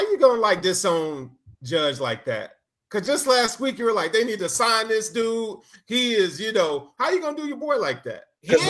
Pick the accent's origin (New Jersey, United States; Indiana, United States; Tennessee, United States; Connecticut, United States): Tennessee, United States; Chattanooga; I'm from Chattanooga, which is only an hour and 10 minutes from Atlanta